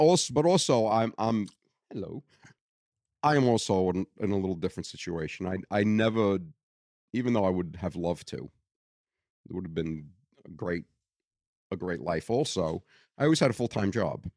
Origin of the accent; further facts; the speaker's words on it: Brooklyn, New York, United States; accent: Brooklyn; moved away; born and raised in Greenpoint, Brooklyn